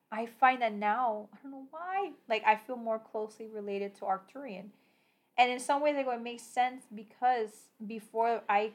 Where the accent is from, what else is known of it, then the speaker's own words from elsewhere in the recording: Puerto Rico; I'm Puerto Rican